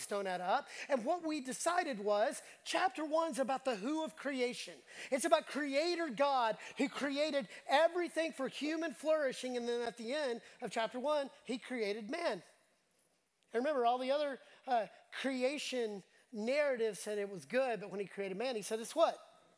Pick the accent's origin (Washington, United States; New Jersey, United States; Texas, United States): Texas, United States; Dallas; moved away as an adult; also born or lived in The Woodlands, Texas / Houston, Texas; I grew up in Dallas